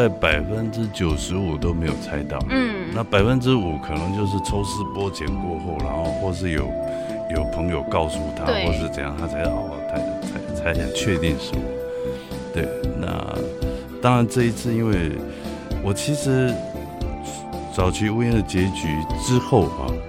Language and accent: Chinese; Taiwan; first language Hakka; 但是其实我的母语是客语嘛。对。那些以前在学校跟同学也都是用华语在国语在交谈。